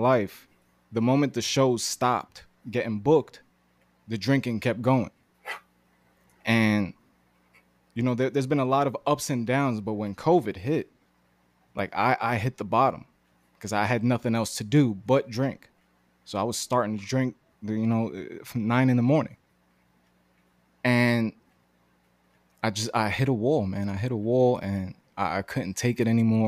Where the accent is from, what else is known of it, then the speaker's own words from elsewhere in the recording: New York City, New York, United States; also born or lived in Greenpoint, Brooklyn; I'm from Bushwick, Brooklyn, born and raised